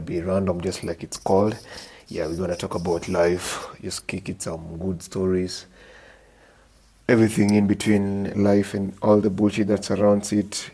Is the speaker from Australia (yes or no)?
no; Homa Bay, Homa Bay County, Kenya; I grew up in Homa Bay